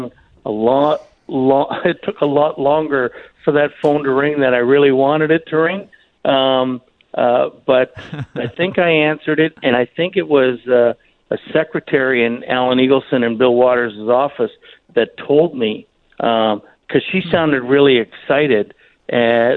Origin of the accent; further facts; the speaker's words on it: Toronto, Ontario, Canada; moved away; growing up in Toronto